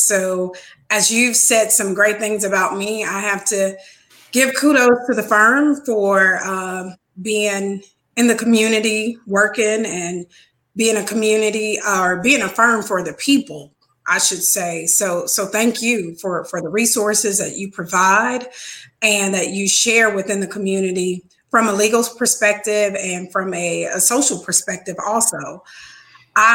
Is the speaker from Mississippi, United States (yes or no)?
yes; Mississippi, United States; moved away as an adult; also born or lived in Chicago, Illinois